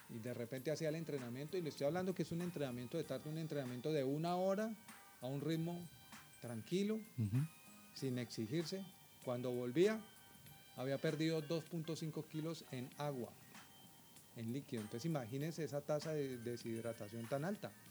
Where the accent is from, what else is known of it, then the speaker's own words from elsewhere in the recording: Bogotá, Colombia; also born or lived in Villavicencio, Colombia; yo soy bogotano, Bogotá está a 2.600 metros de altitud